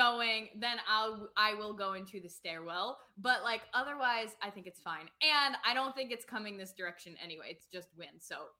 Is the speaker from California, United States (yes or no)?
no; New York, United States; moved away as an adult; now in Nashville, United States; I'm from New York. I just moved to Nashville.